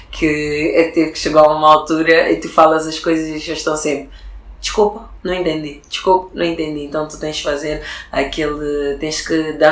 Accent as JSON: {"language": "Portuguese", "country": "Portugal", "tie": "born or raised there", "also_born_or_lived": "Lobito, Angola / Sintra, Portugal / Alentejo, Portugal", "moved": "as an adult", "said": "eu tenho 31 anos, nasci em Angola, propriamente na rua de Lubito, não é? Uh, vim para Portugal com 3 anos."}